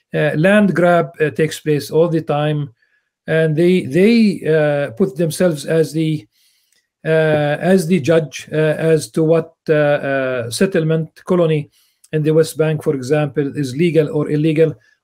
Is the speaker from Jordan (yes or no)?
yes; Amman, Amman Governorate, Jordan; born there; English is a second language; Since you have mentioned being born, I was born in Amman because at the time it was Jordan.